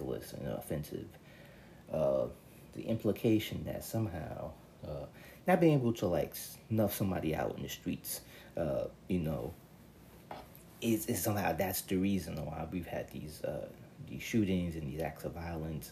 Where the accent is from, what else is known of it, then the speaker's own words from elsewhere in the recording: New York City, New York, United States; I'm a New Yorker. I'm born and raised in this town